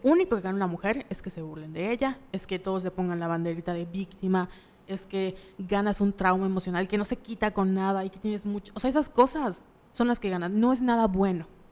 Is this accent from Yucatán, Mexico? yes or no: yes; Mérida, Yucatán, Mexico; nosotros somos de Mérida, la ciudad de la paz, la ciudad blanca